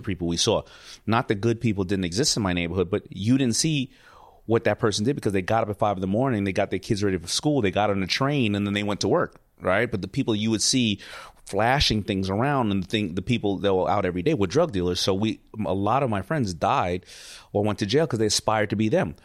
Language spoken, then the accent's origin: English; New York City, New York, United States; I grew up in New York City